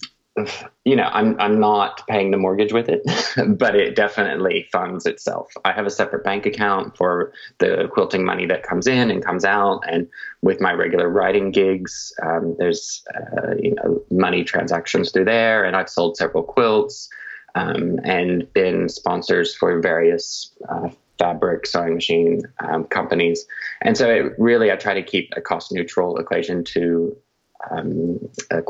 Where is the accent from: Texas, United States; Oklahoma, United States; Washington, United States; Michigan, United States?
Oklahoma, United States; moved away as an adult; now in Sydney, Australia; I'm originally from America. I'm originally from Oklahoma. But I am living in Sydney now for 13 years